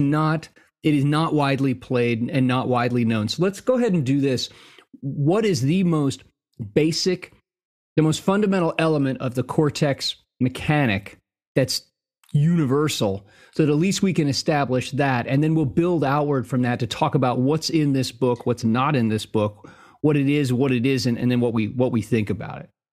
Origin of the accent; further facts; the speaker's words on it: the West, United States; also born or lived in New Jersey; Western pioneer by upbringing